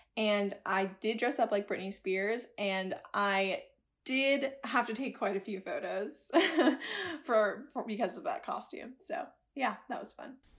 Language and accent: English; a little town outside of Boston, Massachusetts, United States; moved away; I'm originally from a little town outside of Boston, Massachusetts